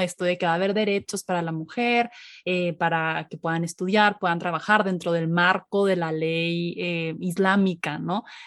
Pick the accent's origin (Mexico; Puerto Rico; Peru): Mexico; nosotros como mexicanos